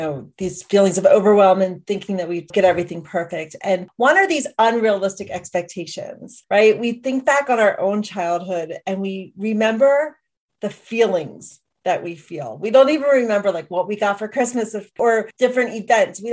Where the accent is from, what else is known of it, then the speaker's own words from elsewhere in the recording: Philadelphia, Pennsylvania, United States; moved away as an adult; now in Montana, United States; I'm actually an East Coast native though, born and raised in Philadelphia